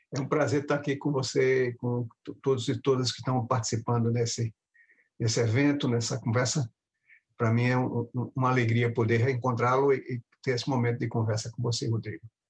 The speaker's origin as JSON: {"language": "Portuguese", "town": "Recife", "region": "Pernambuco", "country": "Brazil", "tie": "born or raised there", "also_born_or_lived": "Sergipe", "moved": "as an adult", "lives_now": "United States", "said": "me radiquei em Pernambuco, quando eles se mudaram para lá, em Recife, nos anos, nos anos 1960"}